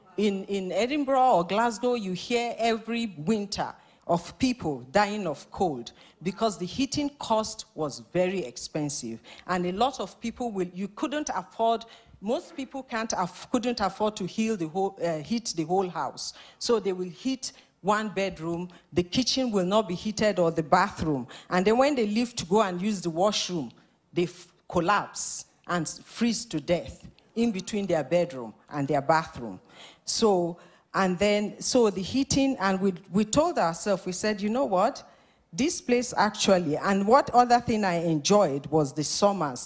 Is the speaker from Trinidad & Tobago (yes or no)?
no; Nigeria; moved away as an adult; also born or lived in Scotland; now in Winnipeg, Canada; We're originally from Nigeria.